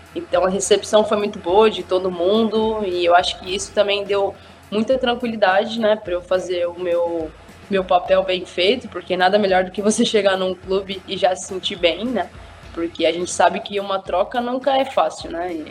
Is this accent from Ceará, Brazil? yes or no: no; São Bernardo do Campo, São Paulo, Brazil; Em São Bernardo do Campo, que é a minha cidade